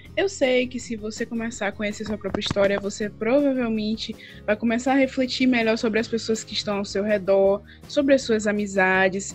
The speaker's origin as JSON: {"language": "Portuguese", "town": "Valença", "region": "Bahia", "country": "Brazil", "tie": "born or raised there", "lives_now": "Salvador, Brazil", "said": "Lá na minha cidade mesmo, no interior de Valença, na Bahia, interior da Bahia"}